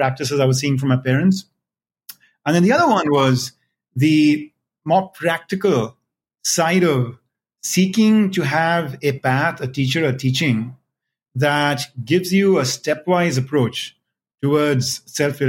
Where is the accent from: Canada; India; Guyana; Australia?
India; I was born and raised in India as part of the mainstream faith of Hinduism there